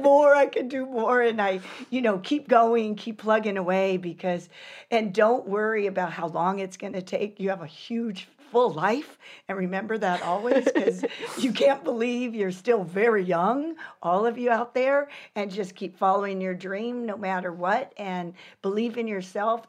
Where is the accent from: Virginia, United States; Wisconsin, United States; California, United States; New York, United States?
California, United States; San Pedro; I'm from San Pedro, California